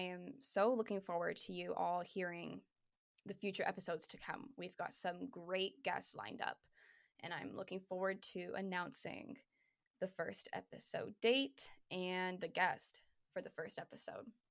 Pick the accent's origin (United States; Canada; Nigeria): Canada; Hamilton, Ontario; moved away as an adult; now in Toronto, Canada; I was in Hamilton still. I was in my hometown.